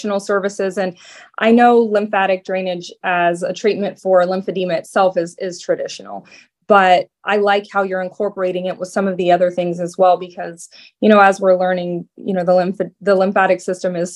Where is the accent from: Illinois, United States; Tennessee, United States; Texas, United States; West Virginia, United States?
West Virginia, United States; now in Naples, United States; I'm actually from West Virginia too. So not exactly the Midwest, but right there along the border of Ohio.